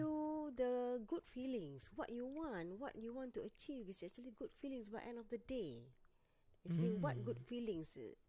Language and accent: English; Kuala Lumpur, Malaysia; My primary school pun St. Mary's, and then I moved to my secondary also in St. Mary's, KL.